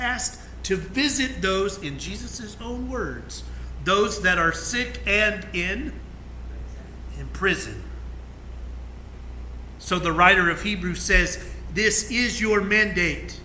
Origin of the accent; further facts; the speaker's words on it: McAlester, Oklahoma, United States; I grew up in McAllister